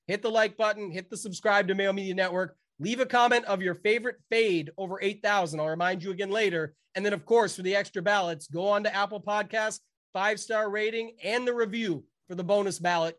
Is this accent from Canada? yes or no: yes; Canada; I'm Canadian